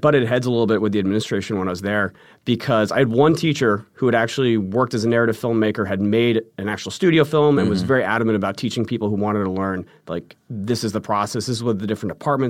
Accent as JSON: {"language": "English", "region": "California", "country": "United States", "tie": "born or raised there", "also_born_or_lived": "Arizona", "said": "So I grew up in Southern California, went to university in Arizona for 2 years."}